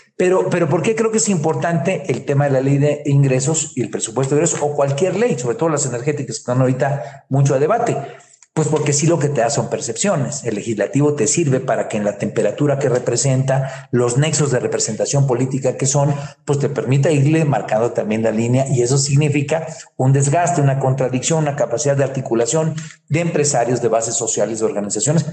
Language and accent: Spanish; Guerrero, Mexico; yo soy de allá de Guerrero